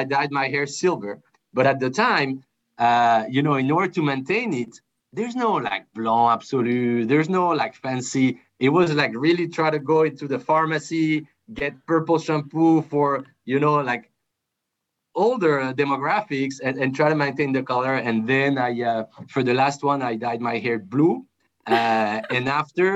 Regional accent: France; I'm originally from France. My dad's from France. My mom's from Colombia. So I was born and raised in France

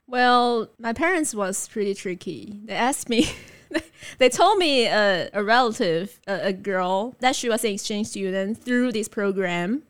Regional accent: Taipei, Taiwan; also born or lived in Delta, Colorado / Beijing; I was born and raised in Taipei

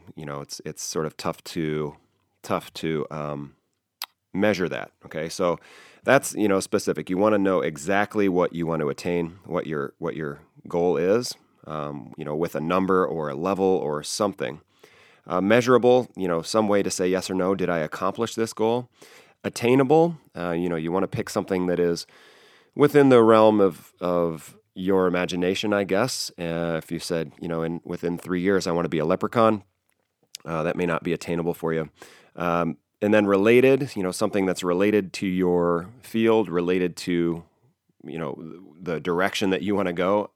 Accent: South Bend, Indiana, United States; I grew up in South Bend, Indiana

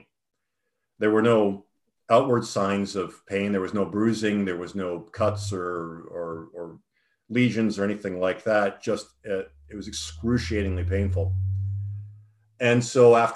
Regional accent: Toronto, Ontario, Canada; I grew up in Toronto.

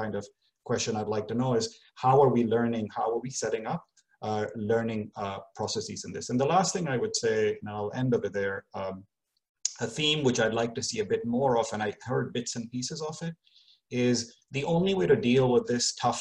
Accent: Kano, Kano State, Nigeria; moved away; I grew up in Kano

